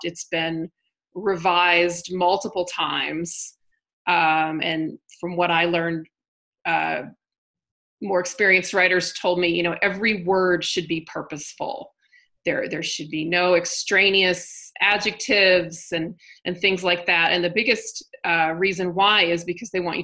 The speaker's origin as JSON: {"language": "English", "region": "Southern Indiana", "country": "United States", "moved": "yes", "lives_now": "Denver, United States", "said": "I'm from Indiana. Yep. Southern Indiana."}